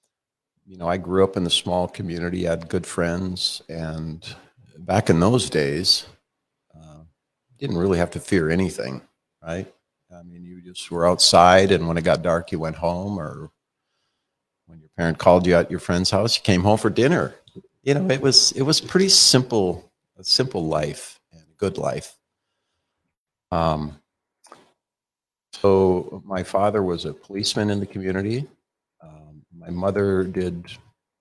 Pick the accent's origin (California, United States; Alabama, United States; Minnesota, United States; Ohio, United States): Minnesota, United States; East Grand Forks; moved away as an adult; now in Billings, United States; I was born in East Grand Forks, Minnesota, the ice box right now, 25 below, 30 below, 40 below. But it was a good place to grow up, East Grand Forks, Minnesota